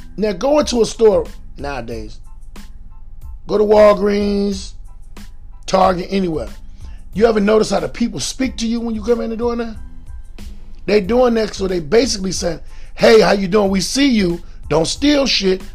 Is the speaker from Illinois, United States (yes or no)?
yes; Chicago, Illinois, United States; also born or lived in Atlanta, Georgia; I'm from Chicago